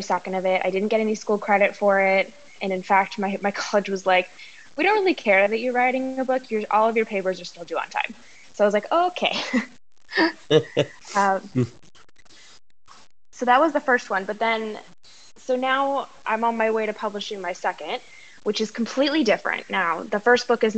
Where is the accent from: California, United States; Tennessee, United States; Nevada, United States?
Nevada, United States; Las Vegas; now in Macau, China; I am originally from Las Vegas, but I currently live in Macau